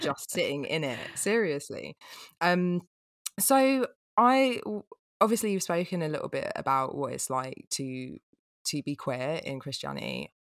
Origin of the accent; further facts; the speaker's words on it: England, United Kingdom; as an English person